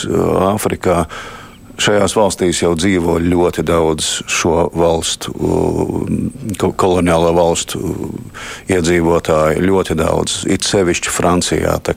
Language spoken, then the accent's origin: Latvian; Latvia; Nu, tāda mēs esam latvieši.